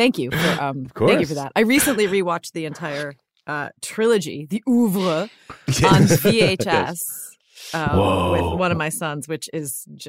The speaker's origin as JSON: {"language": "English", "region": "Hawaii", "country": "United States", "tie": "born or raised there", "said": "So I grew up in Hawaii. And because it's a very geologically active region, there are different stories that explain why."}